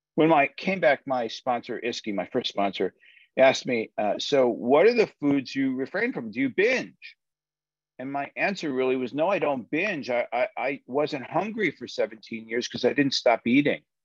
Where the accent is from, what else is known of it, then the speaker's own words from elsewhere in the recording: United States; I'm an American